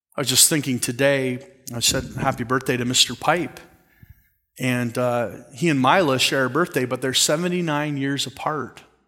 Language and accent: English; Canada; I'm Canadian